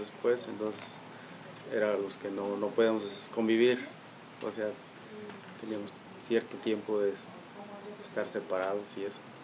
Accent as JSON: {"language": "Spanish", "country": "Mexico", "also_born_or_lived": "North Carolina, United States", "moved": "as an adult", "said": "venimos en grupos diferentes de México"}